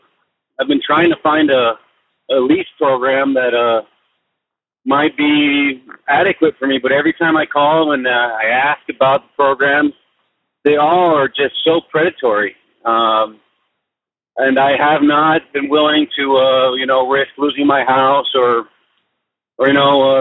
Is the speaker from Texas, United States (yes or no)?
yes; El Paso, Texas, United States; I'm from El Paso, Texas